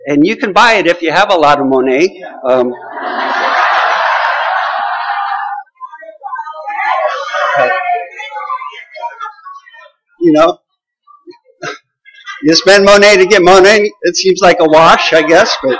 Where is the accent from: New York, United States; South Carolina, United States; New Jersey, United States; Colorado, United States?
Colorado, United States; I grew up in Colorado